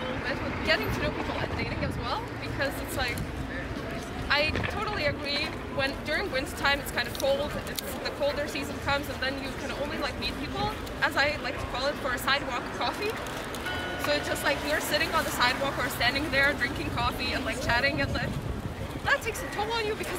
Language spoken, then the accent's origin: English; Lithuania; now in Belgium; I'm from Lithuania.